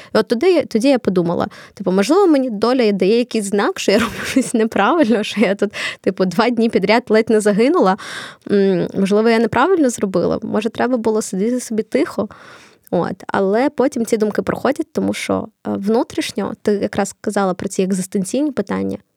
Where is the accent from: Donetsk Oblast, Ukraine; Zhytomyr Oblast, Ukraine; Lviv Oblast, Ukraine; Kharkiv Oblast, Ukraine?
Kharkiv Oblast, Ukraine; Kharkiv; first language Russian; Ukrainian is a second language; Я з Харкова